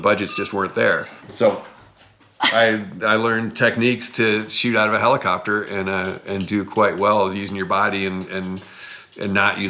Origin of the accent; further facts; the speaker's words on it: Moscow, Idaho, United States; moved away as an adult; also born or lived in Squaw Valley, California; I left my hometown in Moscow, Idaho to come to Squaw.